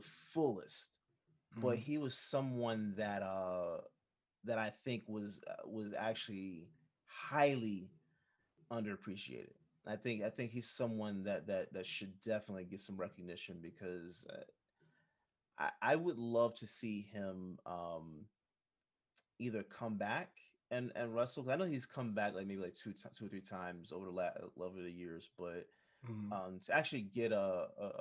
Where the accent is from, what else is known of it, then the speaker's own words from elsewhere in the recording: Jamaica; Being a Jamaican